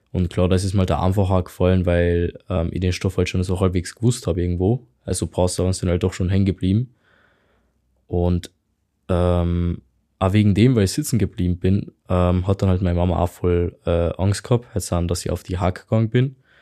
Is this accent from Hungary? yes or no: yes; Hungary; German is a second language; moved away; ich komme halt aus Ungarn.